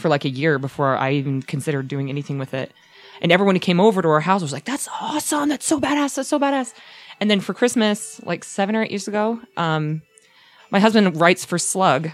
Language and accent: English; Utah, United States; also born or lived in Texas / California; We moved here when I was 6